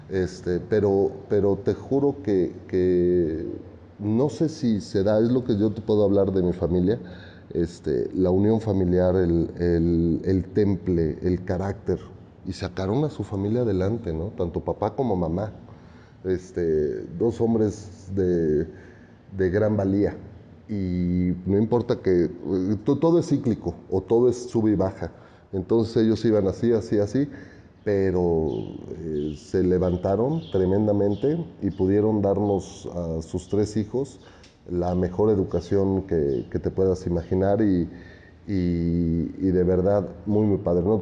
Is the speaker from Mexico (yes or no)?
yes; Mexico City, Mexico; Yo soy oriundo de la Ciudad de México. Aquí nací y crecí y trabajo.